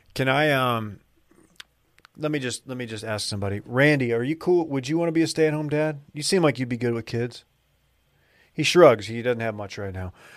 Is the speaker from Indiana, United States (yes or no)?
no; North Texas, United States; moved away as an adult; now in Austin, United States; I'm from North Texas